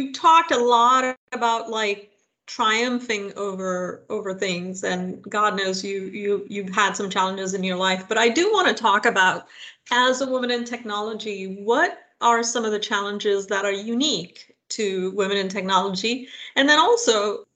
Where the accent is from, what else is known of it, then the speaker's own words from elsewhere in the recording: India; now in United States; I am of Indian origin. I grew up in India